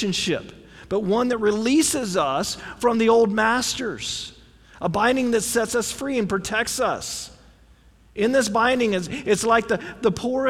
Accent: United States; We as Americans

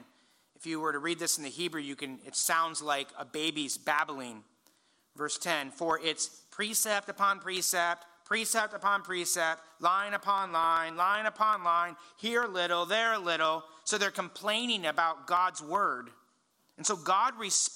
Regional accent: Indiana, United States; I grew up in Indiana, and we knew what tornadoes sound like.

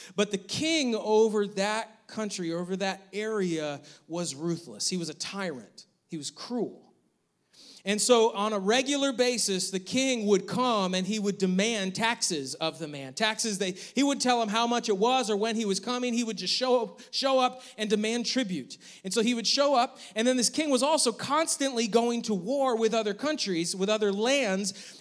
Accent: New York, United States; now in North Carolina, United States; growing up in New York, we always had snow

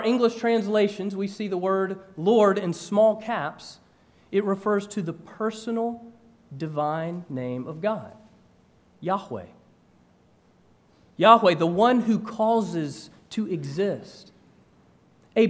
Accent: Georgia, United States; moved away as an adult; also born or lived in North Carolina; I grew up in Georgia and had gone to school in North Carolina

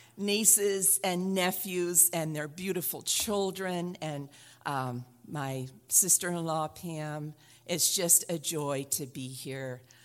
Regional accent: Oregon, United States; I'm from Oregon

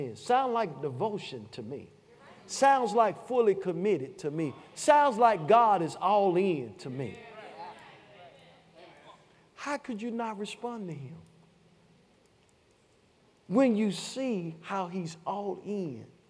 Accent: Chattanooga, Tennessee, United States; I'm from Chattanooga, Tennessee. We say ages to come like this.

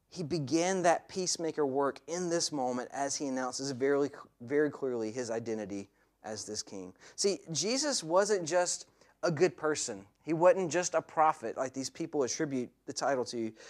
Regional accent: the southern United States, United States; as a boy growing up in the States, in, in the southern part of America where, I, where I'm from

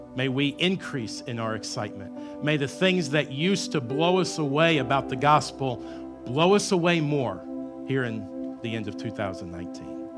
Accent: Southern Illinois, United States; I grew up in Southern Illinois

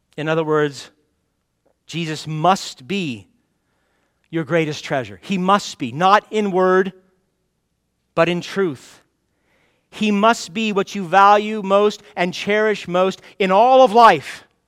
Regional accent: United States; we're American Christians

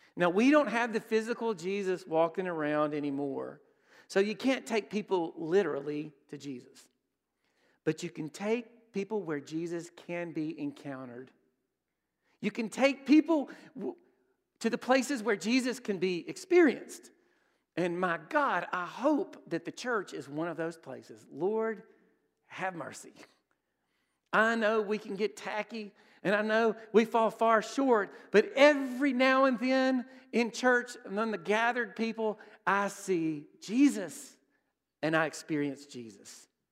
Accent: Brookhaven, Mississippi, United States; I grew up in Brookhaven

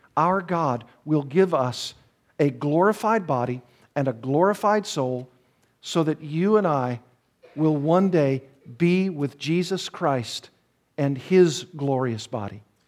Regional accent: the South, United States; I'm from the South, and I've told you before that we have a saying there

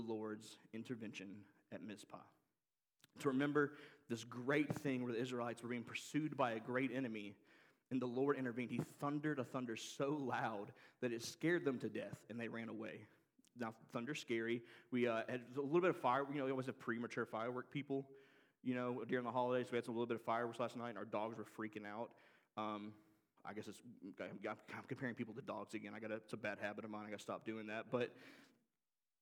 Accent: Oxford, Mississippi, United States; moved away; I grew up in Oxford, Mississippi. We moved to Oxford when I was 5 years old

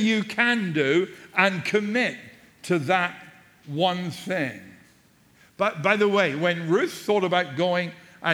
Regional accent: England, United Kingdom; moved away; I'm English too.

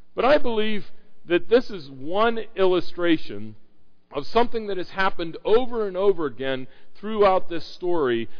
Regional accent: Pittsburgh, Pennsylvania, United States; We're from the Pittsburgh area

